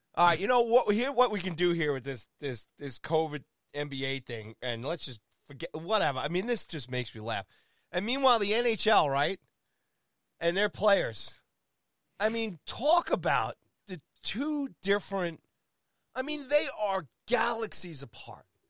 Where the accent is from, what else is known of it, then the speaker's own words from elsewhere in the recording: United States; here I am in my home country